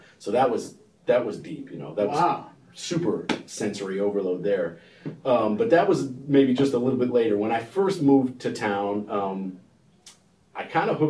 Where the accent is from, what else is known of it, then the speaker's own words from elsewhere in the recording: Montana, United States; I mean, I come from Montana, and then Texas is clean and nice and everything, you know.